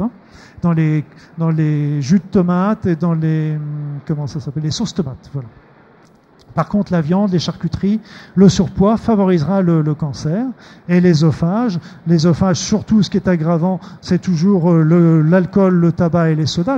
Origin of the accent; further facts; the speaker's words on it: Normandy, France; je suis normand